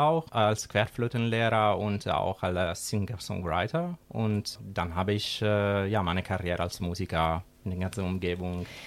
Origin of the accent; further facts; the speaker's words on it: Sicily, Italy; German is a second language; moved away as an adult; now in Schwerte, Germany; Ich komme aus Sizilien, aus der schönen Sizilien